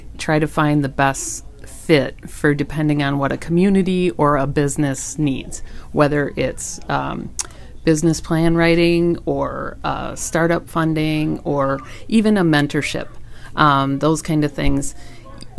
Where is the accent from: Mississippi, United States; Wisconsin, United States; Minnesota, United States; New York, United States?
Wisconsin, United States; Green Bay; moved away as an adult; now in La Farge, United States; I grew up in Green Bay, Wisconsin